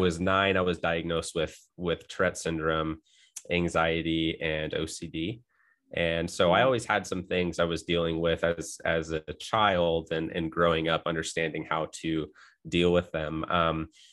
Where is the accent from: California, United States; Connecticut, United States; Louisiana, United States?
California, United States; also born or lived in New Jersey / Utah; now in Idaho, United States; I grew up in California, spent some time in New Jersey. And so I've been all over the States, and school in Utah, and living up in Idaho now